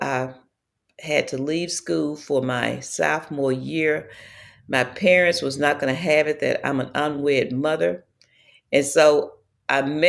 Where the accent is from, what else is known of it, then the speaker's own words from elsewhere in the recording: Mississippi, United States; I lived a life growing up in Mississippi